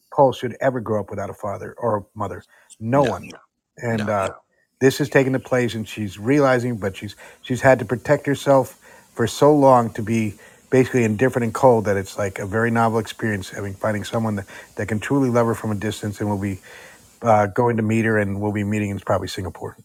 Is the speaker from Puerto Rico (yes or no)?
no; Netherlands; now in United States; I grew up in Europe, uh, in the Netherlands